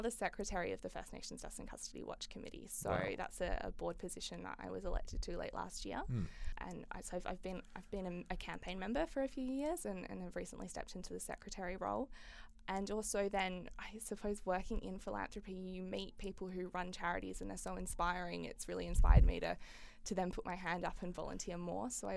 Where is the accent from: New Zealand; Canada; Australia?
Australia; Fremantle, Western Australia; I grew up in Fremantle.